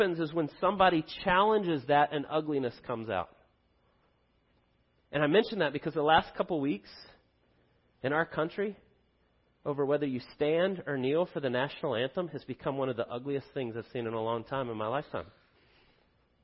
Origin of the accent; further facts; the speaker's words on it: United States; We are blessed beyond belief to live in the United States